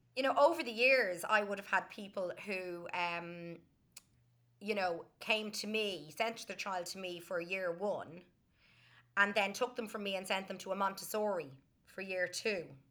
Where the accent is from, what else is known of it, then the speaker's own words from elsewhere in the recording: Dublin, Leinster, Ireland; I grew up in Dublin